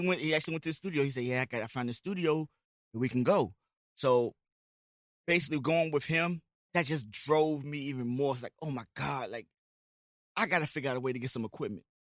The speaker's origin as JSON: {"language": "English", "town": "Amelia", "region": "Virginia", "country": "United States", "said": "I'm from Amelia, Virginia"}